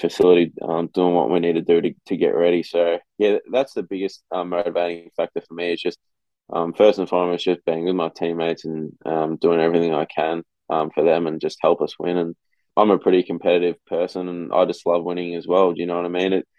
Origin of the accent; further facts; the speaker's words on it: Melbourne, Victoria, Australia; moved away as an adult; now in Iowa, United States; I'm from Melbourne, Victoria